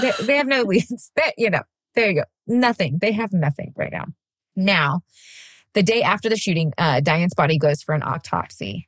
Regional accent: Wall, Texas, United States; I grew up right outside San Angelo, Texas, in a really, really, really tiny town called Wall, Texas

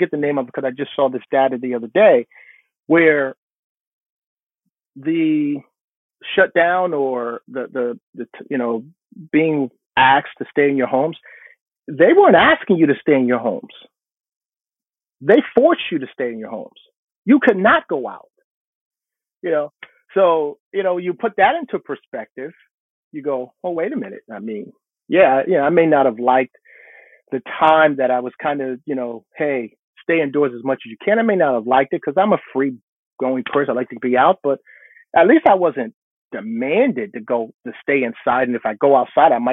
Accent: New Jersey, United States; I grew up in New Jersey, and our winters were brutal

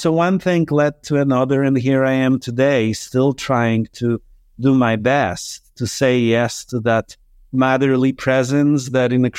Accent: Poland; moved away; I was born in Poland in 1975.

